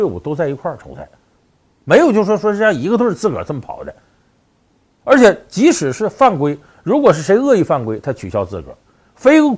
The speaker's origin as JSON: {"language": "Chinese", "country": "China", "said": "确实就是作为中国人呢"}